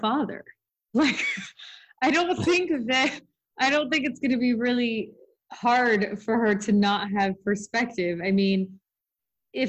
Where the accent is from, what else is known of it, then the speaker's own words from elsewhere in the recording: Los Angeles, California, United States; I grew up in Hollywood